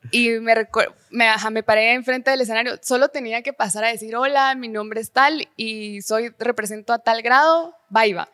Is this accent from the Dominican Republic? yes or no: no; Guatemala City, Guatemala Department, Guatemala; also born or lived in Jutiapa; nací, crecí en la ciudad, o sea, sí soy capitalina.